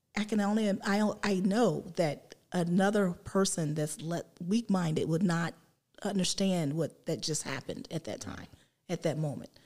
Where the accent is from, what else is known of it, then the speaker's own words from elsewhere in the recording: West Virginia, United States; moved away as an adult; now in Columbus, United States; I grew up in West Virginia